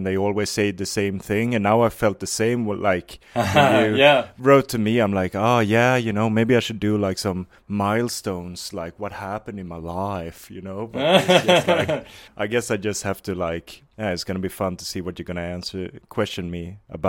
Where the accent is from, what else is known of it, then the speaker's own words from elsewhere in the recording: Varberg, Halland County, Sweden; English is a second language; I'm 29 years old, but I grew up in Varberg. It's called. It's like I was gonna say it's not famous for anything, but I don't know. Like it's like one of those towns in Sweden that just, you know, exists.